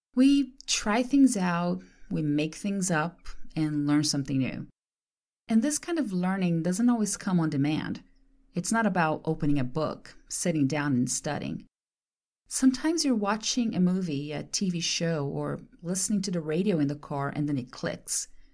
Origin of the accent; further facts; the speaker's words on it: Brazil; first language Portuguese; English is a second language; moved away as an adult; I was born in Brazil and grew up and went to school there for the first twenty-two years of my life. Then, I moved away.